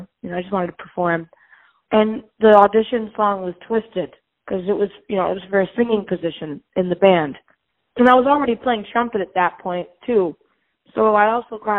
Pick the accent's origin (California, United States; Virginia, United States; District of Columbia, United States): Virginia, United States; Charlottesville; also born or lived in New York; I was born and raised in Charlottesville, and that's where my house is right now